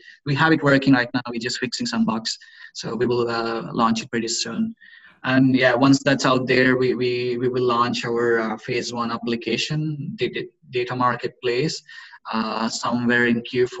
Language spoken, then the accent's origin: English; India; now in Gothenburg, Sweden; We are both from India